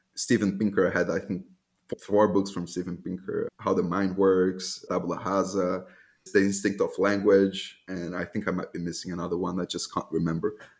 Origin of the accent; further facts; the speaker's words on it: Salvador, Bahia, Brazil; moved away as an adult; also born or lived in Germany; I was born in Salvador, Bahia, Brazil